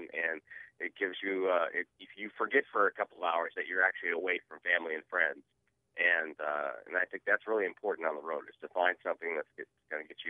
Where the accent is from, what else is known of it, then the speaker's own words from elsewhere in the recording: New England, Rhode Island, United States; I grew up in New England, and in Rhode Island they have these bogs where they grow cranberries